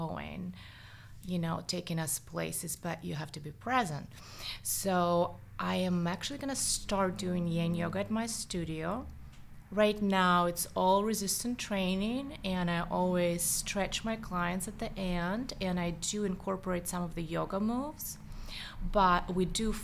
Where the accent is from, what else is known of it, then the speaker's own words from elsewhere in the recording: Saint Petersburg, Russia; accent: Russian; English is a second language; also born or lived in Los Angeles, United States; now in United States; I am Russian, as you can hear, probably. The accent is still there. So I grew up in St. Petersburg